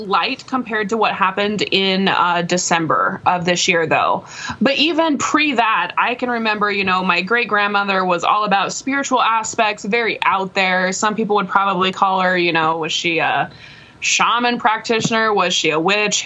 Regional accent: Nebraska, United States; I'm from Nebraska

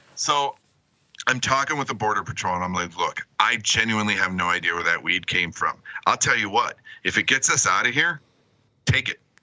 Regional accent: Michigan, United States; growing up in Michigan

